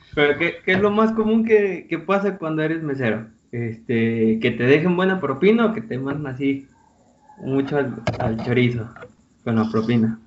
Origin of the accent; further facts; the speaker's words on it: Colima, Mexico; moved away as an adult; now in Querétaro, Mexico; Yo soy el topo de Colima, pero en Querétaro